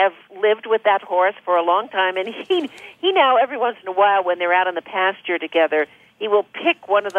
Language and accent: English; Minnesota, United States; I'm from Minnesota.